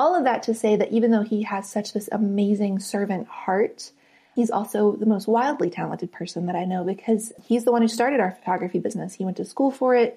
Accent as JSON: {"language": "English", "region": "West Virginia", "country": "United States", "tie": "born or raised there", "moved": "as an adult", "said": "I grew up in West Virginia on the very top of a mountain"}